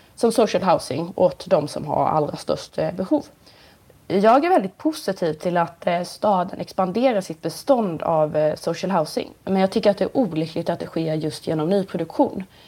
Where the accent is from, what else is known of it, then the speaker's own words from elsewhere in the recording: Nybro, Kalmar County, Sweden; i Nybro där jag kommer ifrån en liten ort i Småland